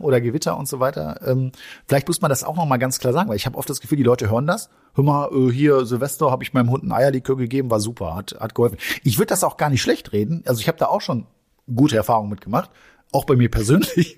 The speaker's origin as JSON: {"language": "German", "country": "Germany", "said": "wir als Deutsche"}